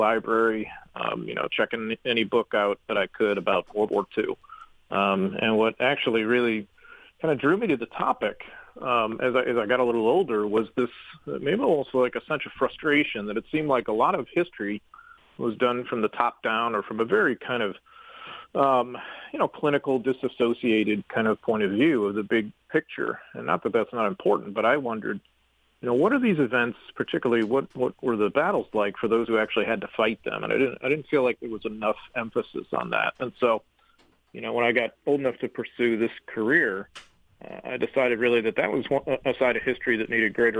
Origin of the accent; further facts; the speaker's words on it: St. Louis, Missouri, United States; I grew up in St. Louis, and I'm a proud native and a proud resident.